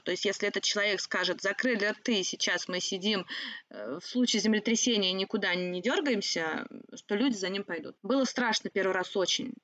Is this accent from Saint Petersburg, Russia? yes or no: no; the Volga, Saratov Oblast, Russia; moved away; сама я с Волги, Саратовской области